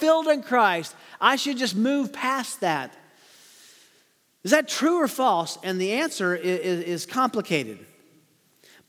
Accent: Tennessee, United States; as we used to say growing up in Tennessee

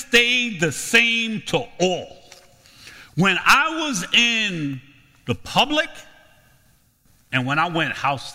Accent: New York City, New York, United States; I'm from Brooklyn.

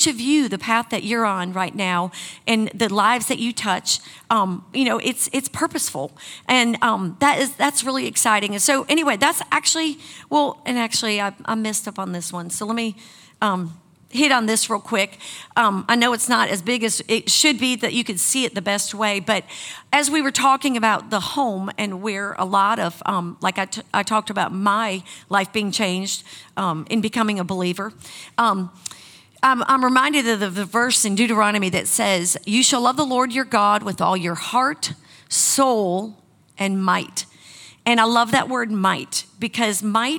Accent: Wisconsin, United States; moved away; I grew up in Wisconsin

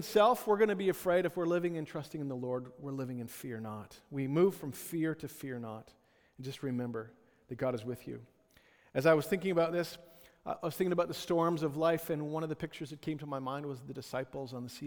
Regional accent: Ottawa, Ontario, Canada; I grew up in Ottawa

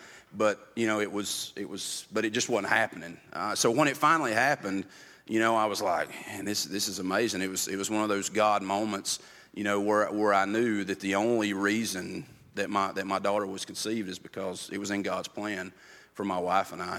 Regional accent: Andrews, North Carolina, United States; now in Bryson City, United States; I'm originally from Andrews, which is just past the gorge

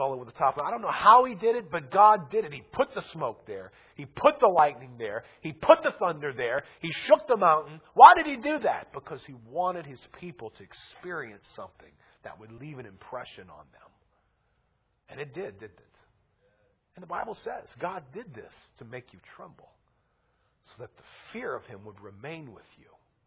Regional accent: Louisiana, United States; we're from Louisiana

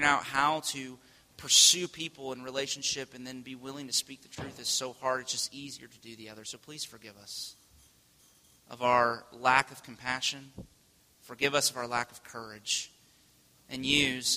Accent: United States; the way that we live our lives as American people

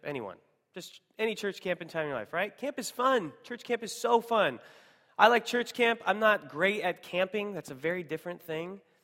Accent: Seattle, Washington, United States; moved away; I'm originally from Seattle

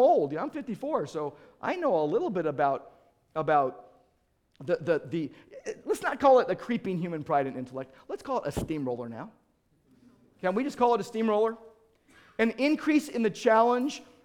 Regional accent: United States; I'm an American

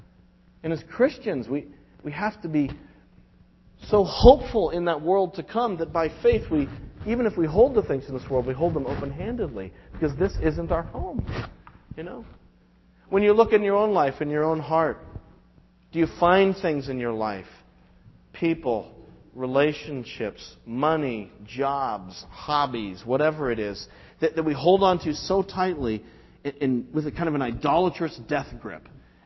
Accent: Quincy, Massachusetts, United States; I live in Weymouth. Oh, is that where you're from? Oh, no. I'm from Quincy, you know.

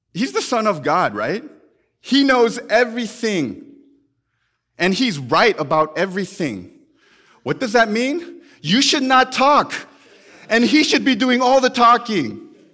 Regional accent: United States; we're more American than we are Christian

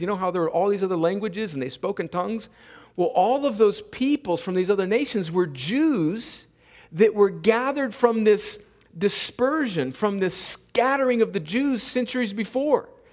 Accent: United States; we, as American Christians

